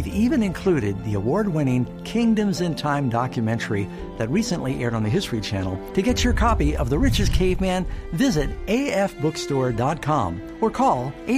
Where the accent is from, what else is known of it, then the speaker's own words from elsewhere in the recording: New York City, New York, United States; I grew up mostly in New York City.